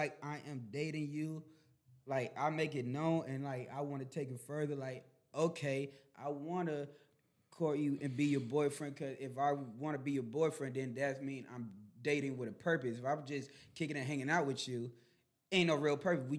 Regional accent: Florida, United States; moved away; I'm from Florida

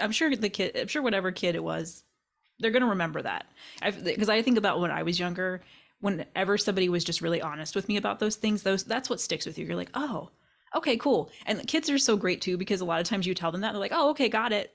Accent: Kentucky, United States; moved away; I grew up in Kentucky

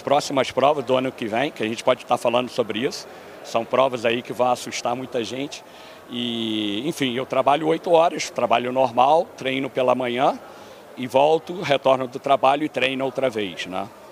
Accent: Rio de Janeiro, Brazil; moved away as an adult; also born or lived in New Jersey, United States; now in Florida, United States; do Rio, sou do, do Rio

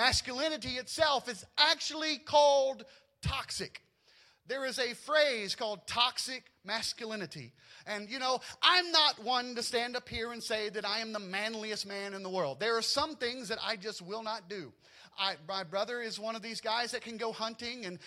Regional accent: Louisiana, United States; I grew up in Louisiana

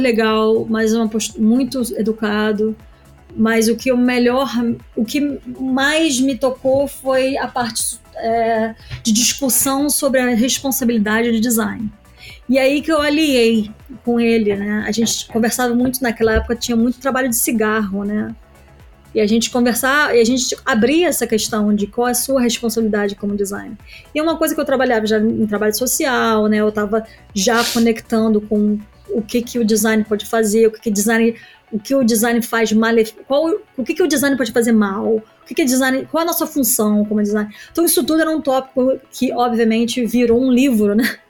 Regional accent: Niterói, Rio de Janeiro, Brazil; moved away as an adult; also born or lived in New York, United States; now in London, United Kingdom; Eu vim de Niterói, uma cidade pequena

